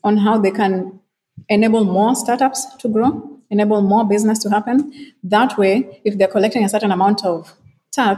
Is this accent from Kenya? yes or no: yes; Kenya; now in Ghana; I'm Kenyan and I live in Ghana